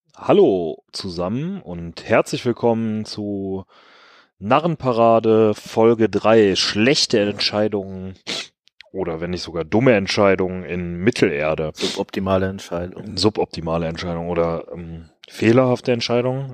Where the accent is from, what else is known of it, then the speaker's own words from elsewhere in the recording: Rhineland, Germany; als Rheinländer